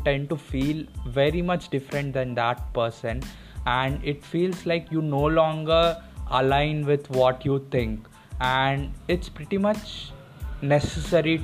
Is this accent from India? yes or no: yes; India; I am a Indian person